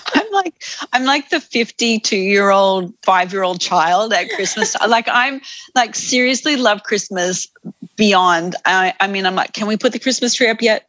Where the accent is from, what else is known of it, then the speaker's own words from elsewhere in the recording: Australia; also born or lived in United Kingdom / United States / Sydney, Australia; I'm an Australian